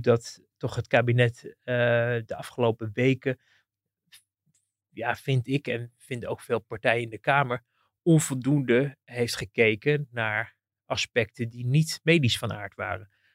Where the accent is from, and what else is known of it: Netherlands